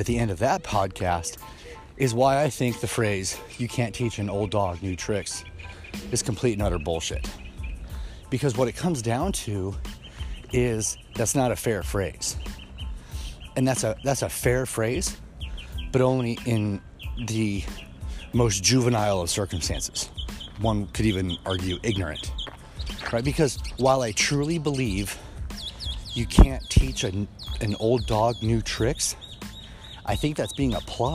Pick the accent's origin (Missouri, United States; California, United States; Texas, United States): Missouri, United States; Kansas City; where I grew up in Kansas City, Missouri